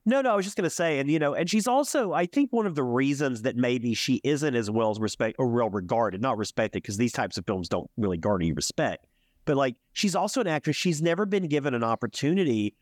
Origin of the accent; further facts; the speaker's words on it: Alabama, United States; also born or lived in Birmingham, Alabama; from the South, I'm from Alabama